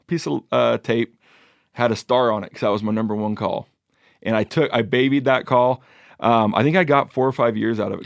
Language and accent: English; Pacific Northwest, United States; Growing up in the Pacific Northwest